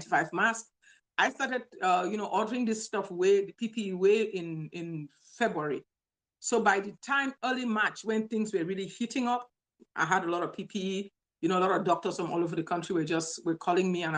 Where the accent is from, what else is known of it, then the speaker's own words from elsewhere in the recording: Cameroon; also born or lived in Nigeria; now in Louisiana, United States; I'm originally from Cameroon, Central Africa